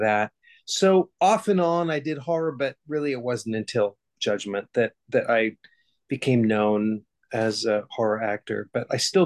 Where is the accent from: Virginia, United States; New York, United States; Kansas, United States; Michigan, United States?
Kansas, United States; Hutchinson; I grew up in Hutchinson, Kansas, in the middle of Kansas.